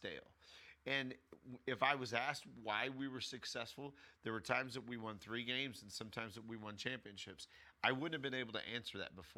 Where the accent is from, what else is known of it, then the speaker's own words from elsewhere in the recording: United States; first language English; we speak English because we grew up in America.